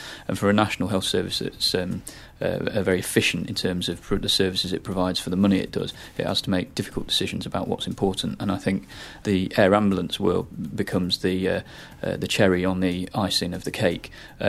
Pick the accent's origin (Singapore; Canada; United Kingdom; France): United Kingdom; England; I'm actually from the Midlands originally and relatively new to this area